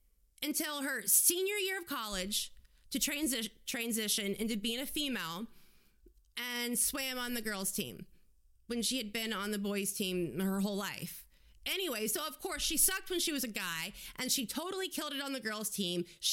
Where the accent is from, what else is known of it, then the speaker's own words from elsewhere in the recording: United States; being an American